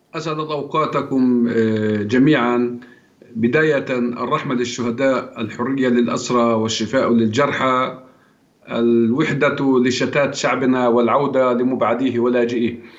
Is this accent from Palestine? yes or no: yes; Palestine